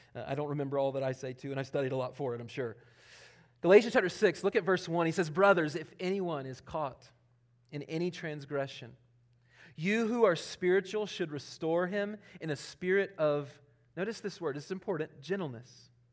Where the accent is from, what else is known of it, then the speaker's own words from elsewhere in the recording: Charlotte, North Carolina, United States; moved away; also born or lived in Elberton, Georgia; I'm from Charlotte.